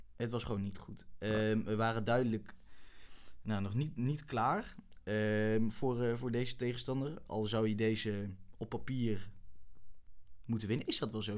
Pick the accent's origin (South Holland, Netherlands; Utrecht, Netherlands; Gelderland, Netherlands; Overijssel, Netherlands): Overijssel, Netherlands; Wierden; moved away as an adult; now in Groningen, Netherlands; ik ben geboren in Wierden